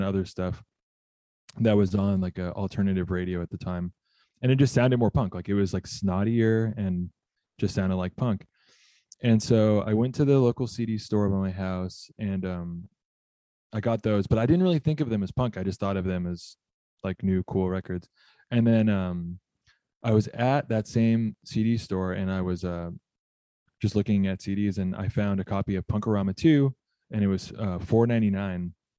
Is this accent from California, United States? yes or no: yes; Southern California, United States; I grew up in Southern California